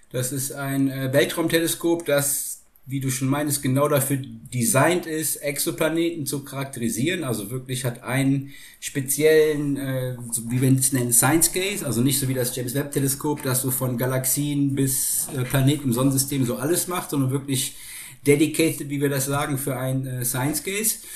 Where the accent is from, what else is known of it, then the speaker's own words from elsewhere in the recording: Rhineland, Germany; ich komme ursprünglich aus dem Rheinland und ich habe in, in, in Köln studiert.